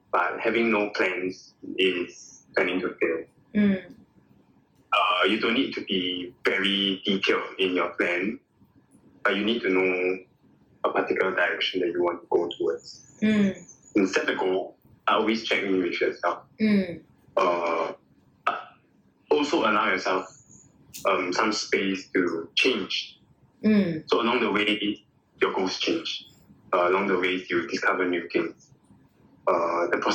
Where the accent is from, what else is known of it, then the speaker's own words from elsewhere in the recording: Singapore; moved away; Now that I am detached from Singapore